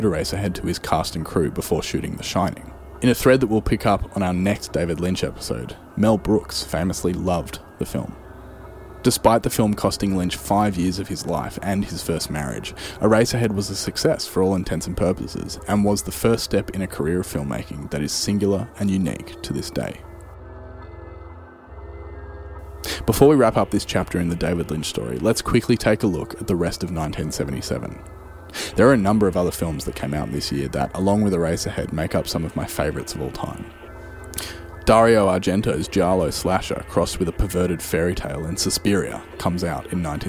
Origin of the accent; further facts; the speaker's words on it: Australia; here in my home country in Australia